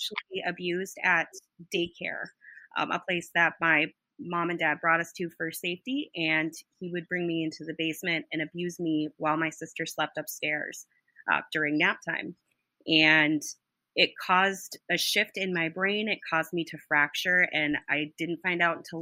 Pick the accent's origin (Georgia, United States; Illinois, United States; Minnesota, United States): Minnesota, United States; So I am from Minnesota originally. I still live there